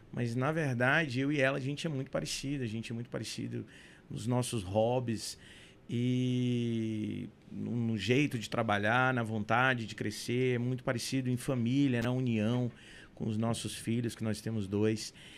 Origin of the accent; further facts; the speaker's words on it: São Luís, Maranhão, Brazil; also born or lived in United States; Eu, eu saí de São Luís